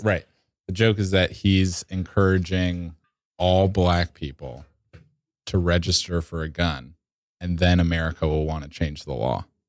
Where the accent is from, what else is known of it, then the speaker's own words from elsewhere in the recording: Georgia, United States; now in New York, United States; I'm from Georgia